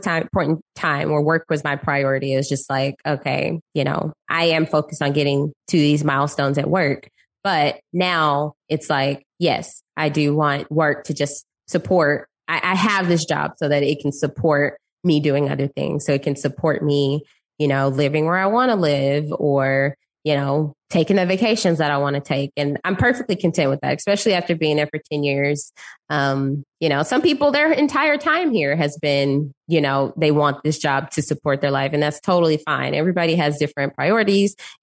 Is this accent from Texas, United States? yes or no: yes; Dallas, Texas, United States; also born or lived in Austin; now in Houston, United States; I'm originally from Dallas. So born and raised in Dallas